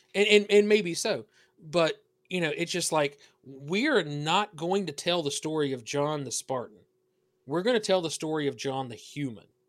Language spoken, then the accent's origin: English; the South, United States; accent: southern; you hear the accent. I'm from the South.